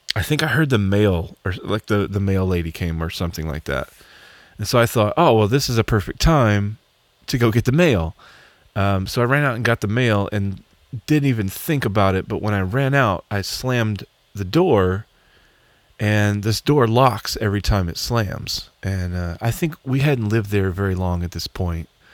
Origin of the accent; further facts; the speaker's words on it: Arkansas, United States; I'm from Arkansas?